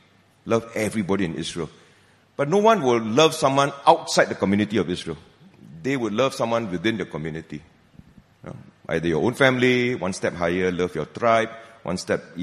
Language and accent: English; Malaysia; I'm a Malaysian